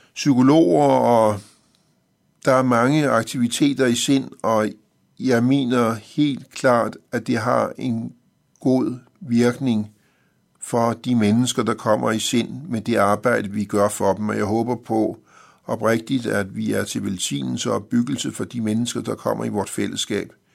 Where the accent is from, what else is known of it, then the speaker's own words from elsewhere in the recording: Copenhagen, Capital Region of Denmark, Denmark; jeg er født i København i 1955